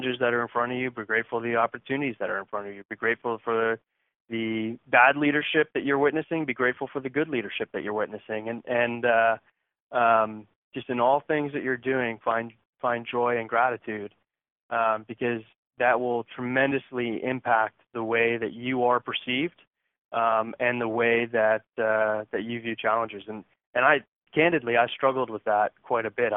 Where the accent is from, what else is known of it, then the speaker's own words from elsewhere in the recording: Connecticut, United States; now in Houston, United States; I'm from Connecticut